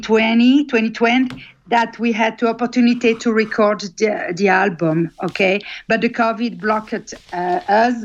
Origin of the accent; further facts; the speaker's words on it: Yverdon-les-Bains, Vaud, Switzerland; English is a second language; moved away as an adult; also born or lived in Lausanne / Montreal; now in Brussels, Belgium; I was born in Lausanne, okay, I'm Swiss, and lived in 20 years in Yverdon-les-Bains